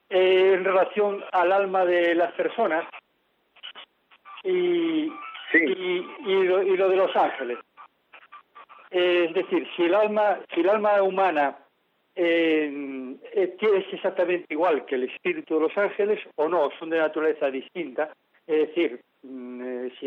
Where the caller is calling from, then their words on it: Santiago de Compostela, Galicia, Spain; de Santiago de Compostela.